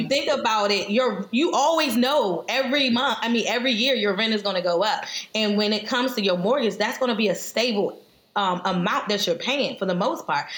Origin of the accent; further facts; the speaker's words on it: Prince George's County, Maryland, United States; we're both from Prince George's County